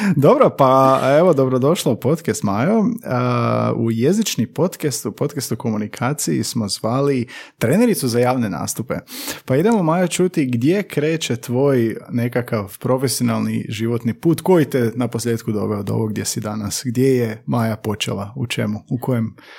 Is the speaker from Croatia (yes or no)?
yes; Slavonia, Croatia; mi Slavonci